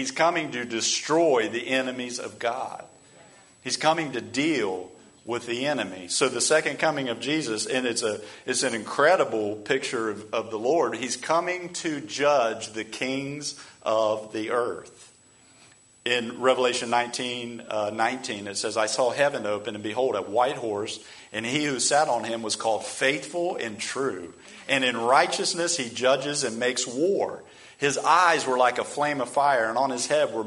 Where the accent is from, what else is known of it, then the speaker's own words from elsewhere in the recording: United States; we as American Christians